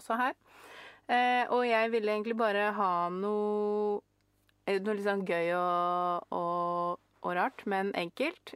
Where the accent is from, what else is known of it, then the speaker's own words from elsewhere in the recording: Norway; jeg er norsk